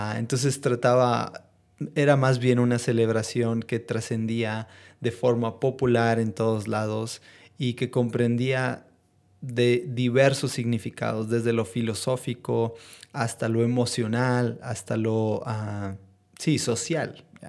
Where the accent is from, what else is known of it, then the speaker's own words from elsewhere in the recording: northern Mexico, Mexico; son parte de nuestras raíces como mexicanos